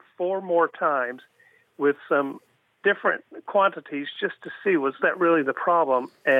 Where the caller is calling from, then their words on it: Pinellas Park, Florida, United States; I'm calling from Pinellas Park, Florida, in the Tampa Bay region.